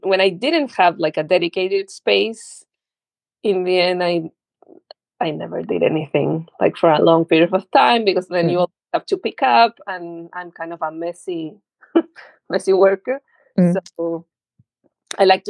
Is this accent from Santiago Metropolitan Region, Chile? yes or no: yes; Santiago, Santiago Metropolitan Region, Chile; moved away as an adult; now in Chapel Hill, United States; I was born in Chile, in Santiago, and actually lived there my whole life until we moved here to North Carolina like 5 years ago